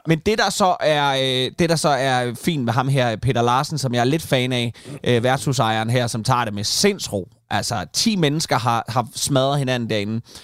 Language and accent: Danish; Kalundborg, Zealand, Denmark; born or raised there; moved away